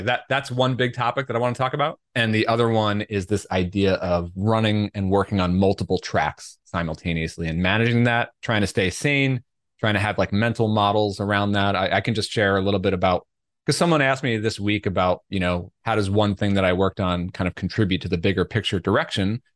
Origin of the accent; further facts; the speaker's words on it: Long Island, New York, United States; moved away; also born or lived in Brooklyn / Queens / Norwalk, Connecticut; growing up in Long Island